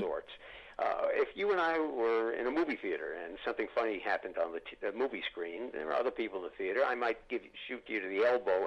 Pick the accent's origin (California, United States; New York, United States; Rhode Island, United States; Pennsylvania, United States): New York, United States; Growing up in New York, I could go down to 30 Rock